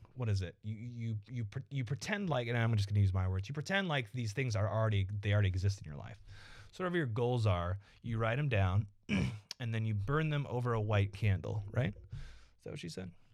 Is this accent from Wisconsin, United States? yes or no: no; Evansville, Indiana, United States; also born or lived in Iowa City, Iowa; we grew up in Evansville, Indiana, and Iowa City, Iowa